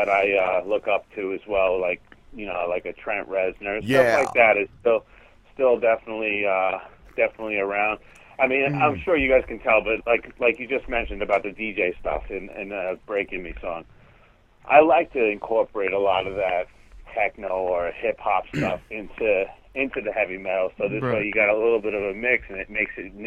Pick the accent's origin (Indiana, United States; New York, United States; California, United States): New York, United States; Centereach; also born or lived in Pennsylvania; I grew up in a town called Center Reach, is like the middle of Long Island.